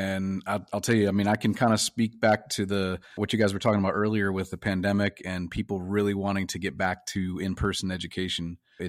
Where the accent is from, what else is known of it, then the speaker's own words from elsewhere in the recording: Connecticut, United States; now in Sun City West, United States; my wife and I grew up in Connecticut and there we had the humidity.